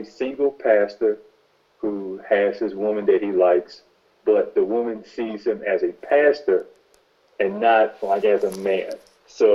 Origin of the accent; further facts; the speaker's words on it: Memphis, Tennessee, United States; moved away as an adult; now in Nashville, United States; I grew up in Memphis. I moved here about 2011 for college